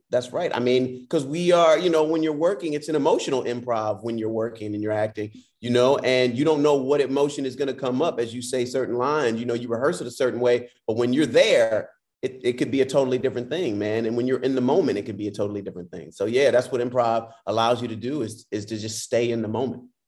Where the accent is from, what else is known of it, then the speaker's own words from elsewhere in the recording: Detroit, Michigan, United States; I'm from Detroit, and that's where I started actually in theater